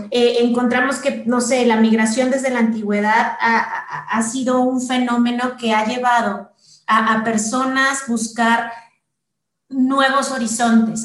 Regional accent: Mexico; aquí en México

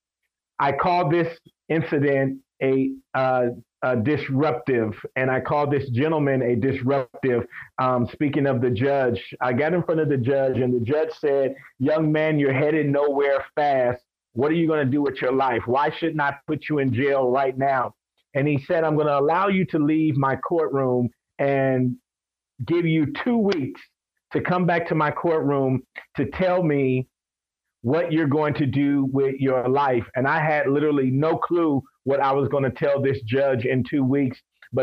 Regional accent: Compton, California, United States; I was raised in Compton, California.

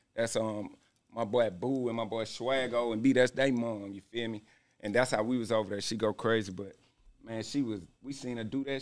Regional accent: Stone Mountain, Georgia, United States; also born or lived in Conyers, Georgia / East Atlanta / Decatur, Georgia; I'm from Stone Mountain. That's where I was from probably about 13, something like that. 12

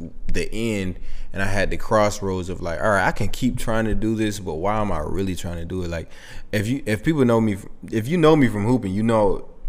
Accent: Lovejoy, Georgia, United States; also born or lived in Eagles Landing, Georgia; growing up in Lovejoy, and then going to Eagles Landing

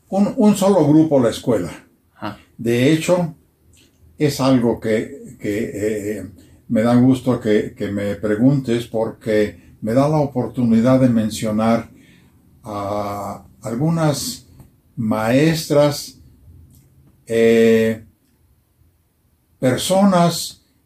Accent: Arandas, Jalisco, Mexico; moved away; also born or lived in Italy; como la niñez de, todos mis amigos en el barrio, eh, en Arandas había diferentes barrios.

